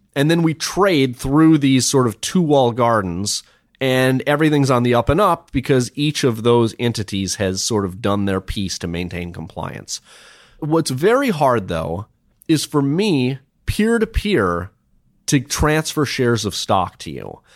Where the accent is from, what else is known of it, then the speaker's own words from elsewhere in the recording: Minnesota, United States; I grew up in Minnesota